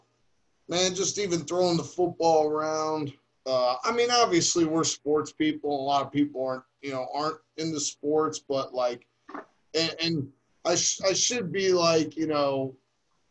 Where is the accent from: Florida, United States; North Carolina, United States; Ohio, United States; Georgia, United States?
Ohio, United States; Akron; I grew up in Akron